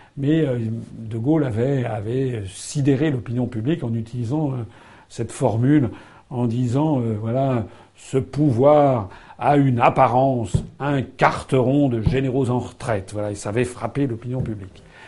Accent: France; je suis français

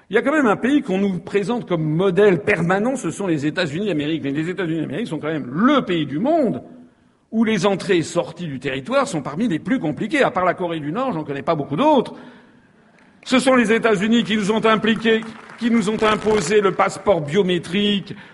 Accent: Guadeloupe; Mais quand on est Guadeloupéen, on se dit mais à quoi sert la France

